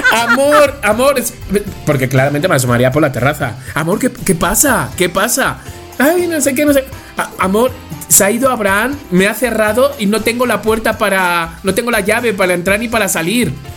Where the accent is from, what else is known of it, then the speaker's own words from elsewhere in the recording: Spain; now in Mexico; yo soy español